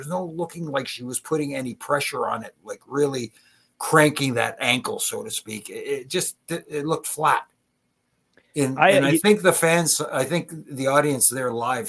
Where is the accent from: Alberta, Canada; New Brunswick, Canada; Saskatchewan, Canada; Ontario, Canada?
Ontario, Canada; Toronto; here in Toronto, in my hometown.